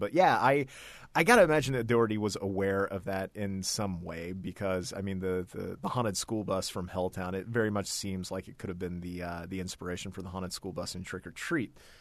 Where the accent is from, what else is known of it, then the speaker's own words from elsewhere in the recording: Ohio, United States; I'm from Ohio